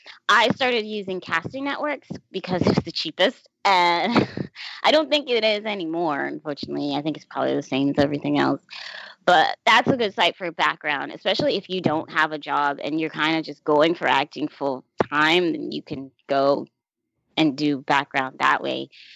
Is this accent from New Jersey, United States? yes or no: no; Florida, United States; now in New York City, United States; So I moved from Florida to New York City. No problem, because my grandma lives here.